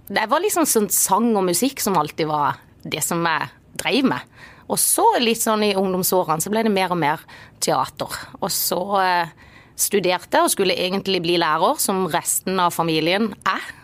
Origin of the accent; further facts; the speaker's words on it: Agder, Norway; accent: Marnardal dialect; jo på en måte den avsløpende marnardalsdialekten. Og tidligere så har det liksom vært at folk tror jeg er fra Vennesla.